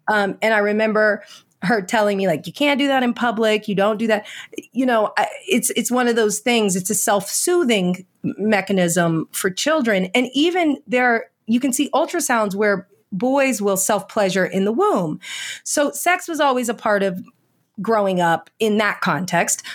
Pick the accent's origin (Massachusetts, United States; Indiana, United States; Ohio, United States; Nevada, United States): Indiana, United States; I was raised in Indiana